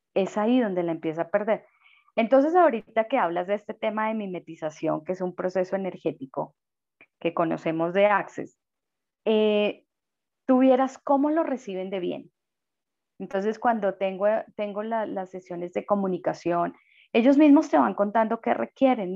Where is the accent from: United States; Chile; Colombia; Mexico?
Colombia